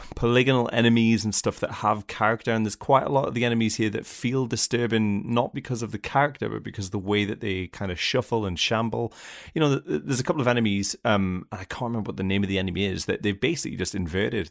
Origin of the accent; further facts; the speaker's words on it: United Kingdom; as a British person